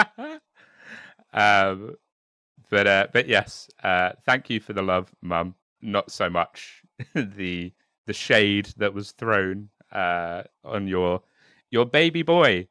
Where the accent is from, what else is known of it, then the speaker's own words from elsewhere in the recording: United Kingdom; I am very much British, um, with a bit of French